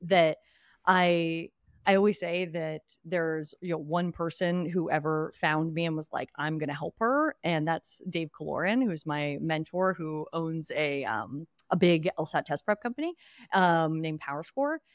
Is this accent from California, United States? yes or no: no; Philadelphia, Pennsylvania, United States; I grew up in Northeast Philadelphia or originally Western Pennsylvania before